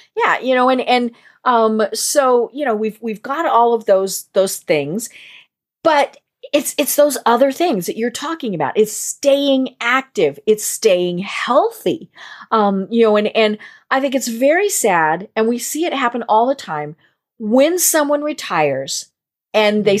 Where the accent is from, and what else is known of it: Colorado, United States; born or raised there